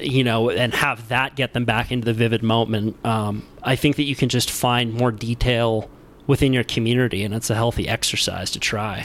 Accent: Santa Cruz, California, United States; I was born in Santa Cruz, you know, grew up with a friend, good friend group of surfers. When I'm in Santa Cruz, like people know me

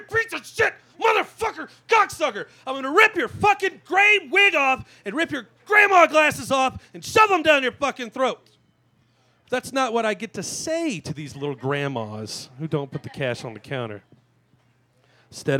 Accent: Louisiana, United States; I grew up in Louisiana

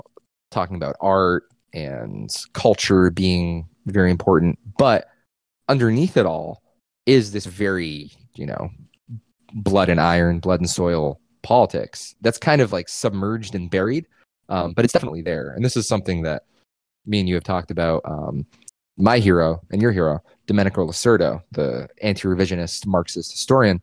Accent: New England, United States; I was growing up in New England

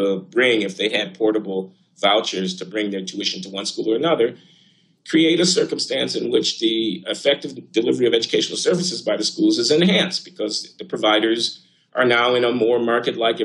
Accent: United States; because I'm an American

